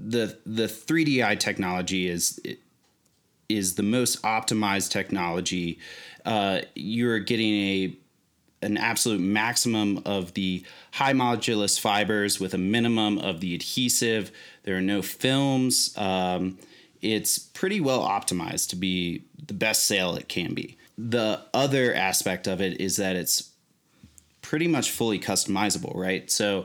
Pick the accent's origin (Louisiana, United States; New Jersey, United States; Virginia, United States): Virginia, United States; actually met him through a mutual friend that is also from Virginia. We're originally from Virginia.